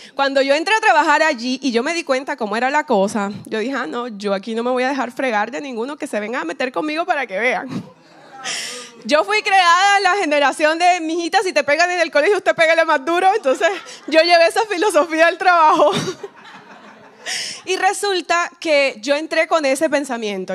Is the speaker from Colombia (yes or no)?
yes; Colombia; now in Miami, United States; vivo aquí en Miami, pero soy colombiana